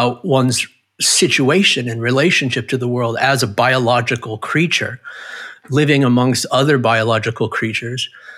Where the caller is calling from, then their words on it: San Diego, California, United States; I'm in San Diego, California, which is near America. This is where I waited out the pandemic, bunkered down.